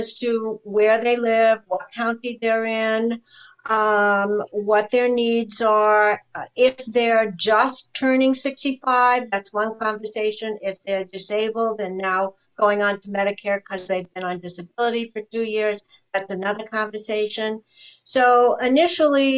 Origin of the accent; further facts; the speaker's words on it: New Hampshire, United States; moved away as an adult; also born or lived in Ohio / New York; I'm actually from New Hampshire.